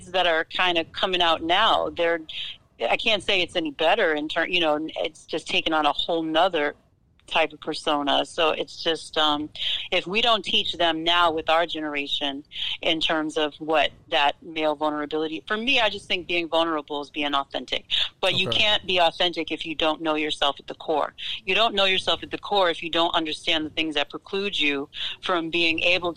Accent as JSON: {"language": "English", "town": "Boston", "region": "Massachusetts", "country": "United States", "tie": "born or raised there", "said": "Growing up in Boston"}